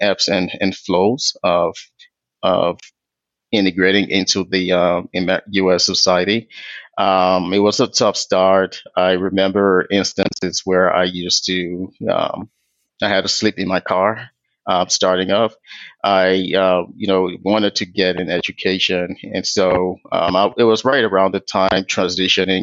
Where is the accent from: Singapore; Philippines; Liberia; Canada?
Liberia; also born or lived in Ghana; now in United States; I am from Liberia originally, so I was born and raised in Liberia, West Africa.